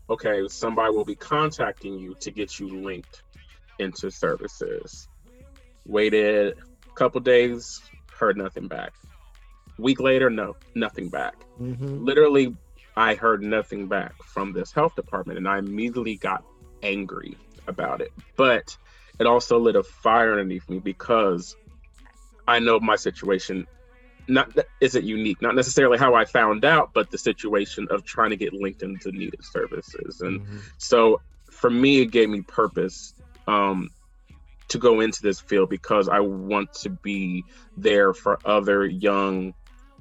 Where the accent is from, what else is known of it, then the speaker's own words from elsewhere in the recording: Ohio, United States; living with my parents in my little hometown in Ohio